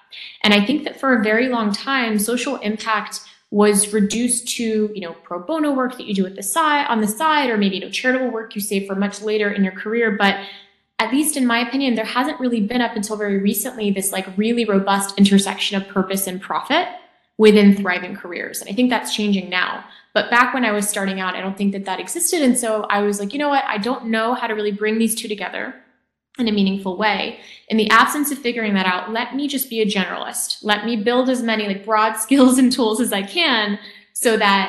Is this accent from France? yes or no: yes; France; moved away as an adult; also born or lived in Japan; now in United States; And then I moved to France. And I spent, I'd say, my early years growing up in France. Then I moved to Japan. I spent like middle school, well, I say later elementary, middle school in Japan, then moved back to France for high school, and then to the U.S. for college.